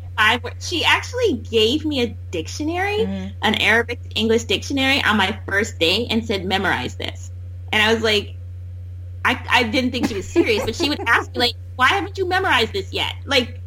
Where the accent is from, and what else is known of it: Wisconsin, United States